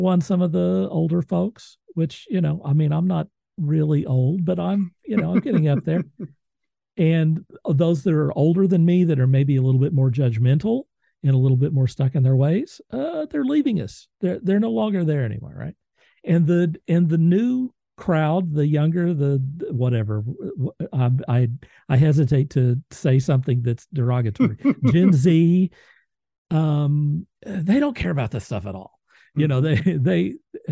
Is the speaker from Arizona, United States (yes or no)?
no; Moore, Oklahoma, United States; I'm from Moore, Oklahoma